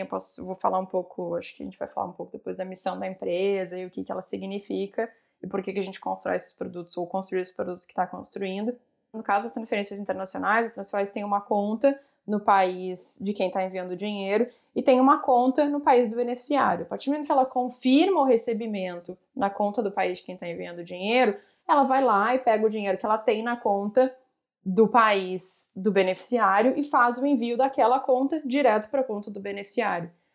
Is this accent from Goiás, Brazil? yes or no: no; Porto Alegre, Rio Grande do Sul, Brazil; moved away as an adult; also born or lived in Rio de Janeiro / São Paulo; eu sou gaúcha, né? Então saí de Porto Alegre, fui para o Rio